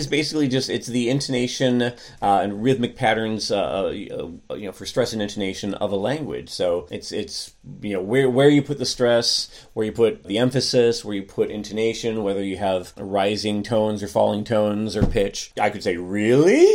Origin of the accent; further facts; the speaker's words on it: United States; I'm an American